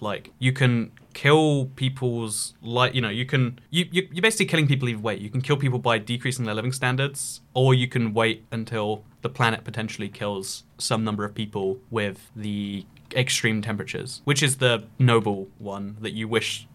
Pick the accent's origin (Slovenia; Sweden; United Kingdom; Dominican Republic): United Kingdom; I am a British person